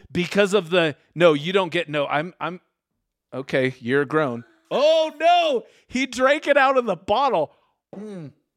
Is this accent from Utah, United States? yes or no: yes; Utah, United States; we're from Utah